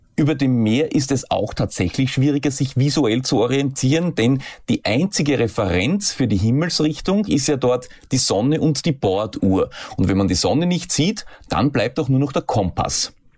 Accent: Austria; hier bei uns in Österreich

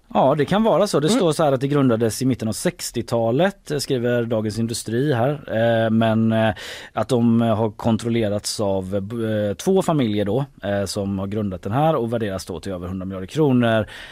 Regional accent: Gothenburg, Västra Götaland, Sweden; på våran gård uh i Haga där jag växte upp då

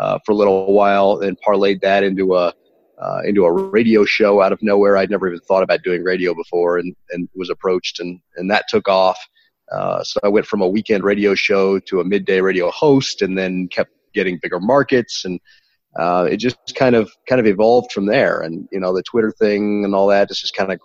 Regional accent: Arkansas, United States; also born or lived in St. Louis, Missouri / Tennessee / Kansas City; now in Denver, United States; I was born in St. Louis, which is actually the Midwest, but Tennessee, just outside of Nashville, just south of Nashville, and then Arkansas, most of it

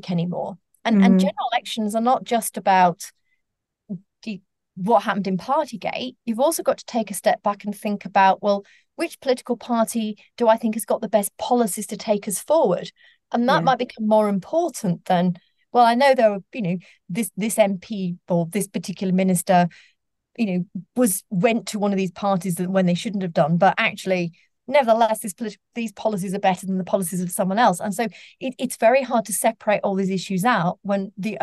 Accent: Sheffield, Yorkshire and the Humber, United Kingdom; I grew up in Sheffield, and I was growing up on a council estate in the 1980s.

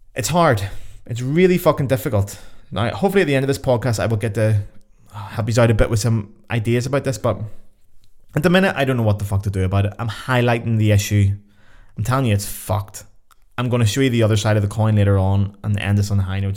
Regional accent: Belfast, Northern Ireland, United Kingdom; moved away as an adult

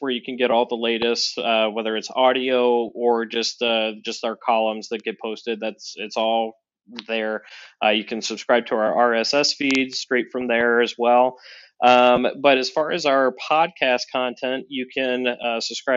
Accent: Northeast Ohio, United States; also born or lived in Cincinnati, Ohio; now in Chicago, United States; I grew up in Northeast Ohio, about an hour and a half south of Cleveland

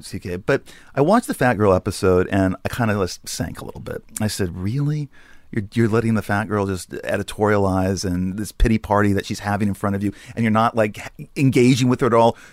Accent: Los Angeles, California, United States; moved away; also born or lived in New York; I grew up in Sherman Oaks

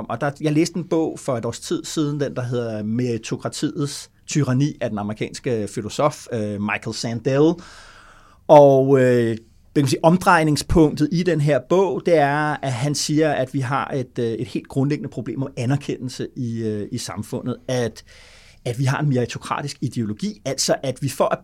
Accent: Vordingborg, Zealand, Denmark; jeg bor stadig i Vordingborg, hvor jeg kommer fra

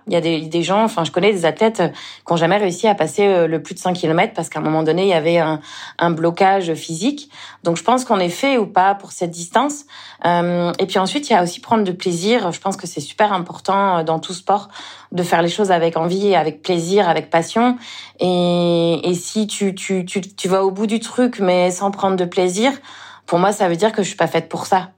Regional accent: Le Mans, Pays de la Loire, France; moved away as an adult; also born or lived in Toulouse; now in Réunion, France; je suis originaire du Mans, en Sarthe. C'est là où je suis née.

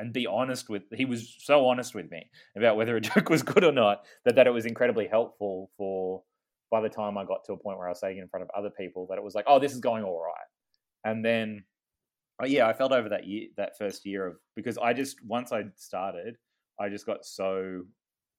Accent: Ballarat, Victoria, Australia; also born or lived in Melbourne; we're two comedians from Ballarat

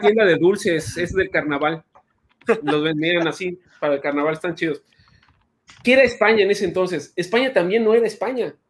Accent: San Luis Potosí, Mexico; now in Yucatán, Mexico; yo soy de San Luis Potosí

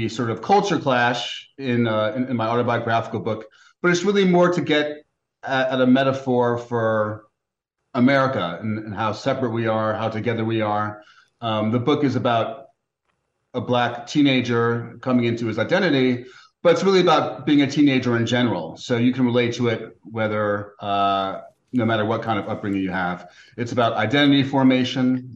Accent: New York City, New York, United States; my hometown

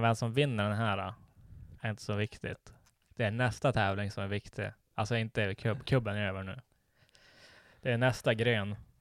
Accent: Sweden; vi är svenskar

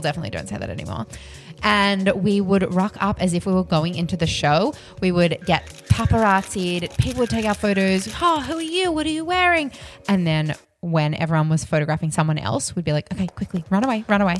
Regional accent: Australia; I'm Aussie

